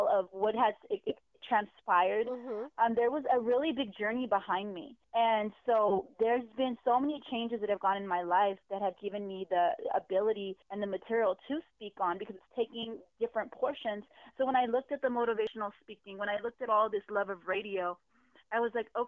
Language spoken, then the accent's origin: English; San Diego, California, United States; also born or lived in Pearl Valley; I've been in San Diego since I was like 3 months old, so I'm a San Diego native